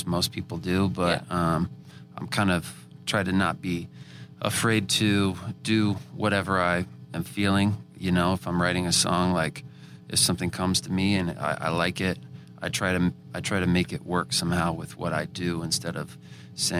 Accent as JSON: {"language": "English", "region": "Missouri", "country": "United States", "tie": "born or raised there", "moved": "as an adult", "lives_now": "Nashville, United States", "said": "We're both from Missouri originally"}